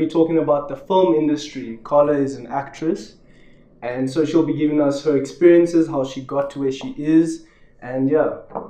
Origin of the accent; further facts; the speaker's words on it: South Africa; being a South African